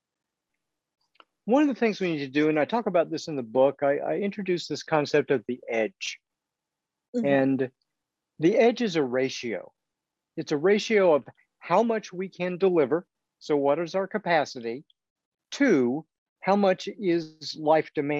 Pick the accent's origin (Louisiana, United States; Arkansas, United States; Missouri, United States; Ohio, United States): Missouri, United States; also born or lived in England; except for time as an undergraduate in England, I have lived in Missouri for all my life